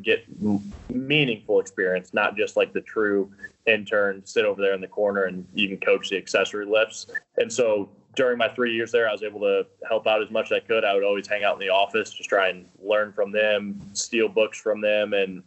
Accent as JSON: {"language": "English", "town": "St. Charles", "region": "Missouri", "country": "United States", "tie": "born or raised there", "said": "I grew up in St. Charles, Missouri, suburb outside of St. Louis."}